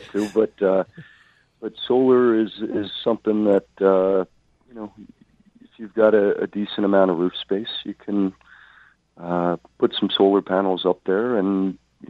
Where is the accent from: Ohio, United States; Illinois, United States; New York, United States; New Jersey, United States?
New York, United States; moved away as an adult; now in Philadelphia, United States; I grew up in New York, went to school in Philadelphia